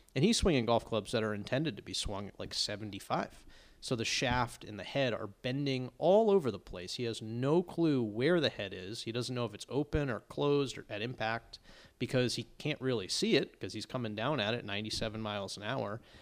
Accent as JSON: {"language": "English", "town": "Longmeadow", "region": "Massachusetts", "country": "United States", "said": "I'm from Long Meadow, Massachusetts, not far from Chicopee, Mass"}